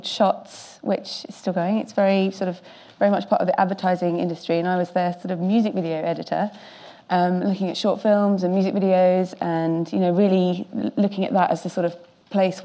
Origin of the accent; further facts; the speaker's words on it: London, United Kingdom; now I'm at Film London, so getting sort of coming back to my hometown roots